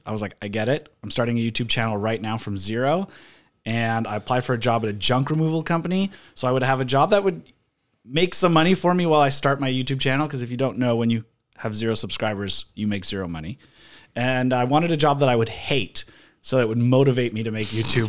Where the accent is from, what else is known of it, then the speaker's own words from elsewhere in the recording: Vancouver, British Columbia, Canada; Born and raised in Vancouver. Still live here. Love it. Live 6 blocks away from my sister and a 5-minute drive from my parents. I really haven't gone far.